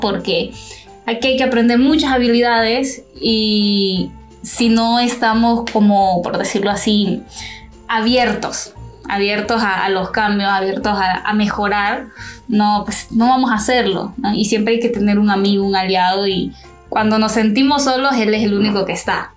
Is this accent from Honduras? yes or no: yes; Honduras; yo soy hondureña